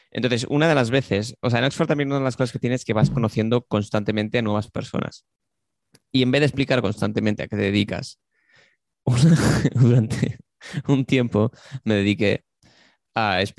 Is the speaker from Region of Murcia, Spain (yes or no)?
no; Barcelona, Catalonia, Spain; born there; yo, nací en Barcelona y he estado desde entonces eh, trabajando en diferentes restaurantes y viajando por todo el mundo.